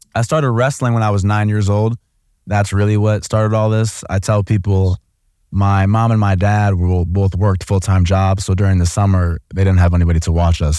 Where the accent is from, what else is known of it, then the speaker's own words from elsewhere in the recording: Oak Park, Illinois, United States; moved away as an adult; also born or lived in Columbus, Ohio; I grew up in an area of Chicago called Oak Park, so it's the first suburb off